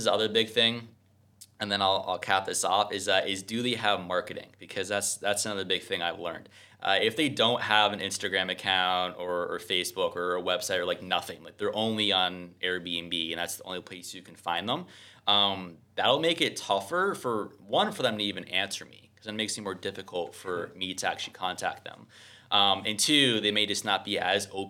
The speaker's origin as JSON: {"language": "English", "region": "New Jersey", "country": "United States", "also_born_or_lived": "Mexico City", "moved": "yes", "said": "I'm originally from New Jersey"}